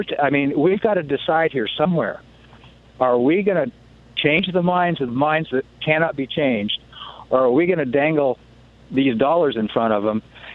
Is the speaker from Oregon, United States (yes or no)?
yes; Portland, Oregon, United States; I grew up in Portland.